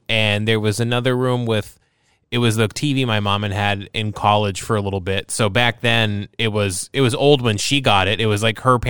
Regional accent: Maine, United States; especially growing up in Maine

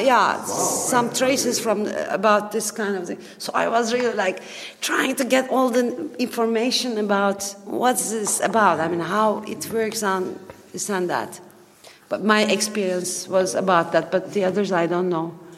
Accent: Turkey; English is a second language; I am from Turkey

